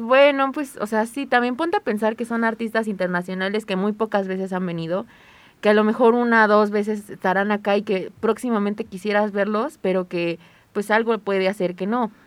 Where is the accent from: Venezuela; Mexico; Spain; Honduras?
Mexico; Puebla; nosotros no somos de aquí, somos de Puebla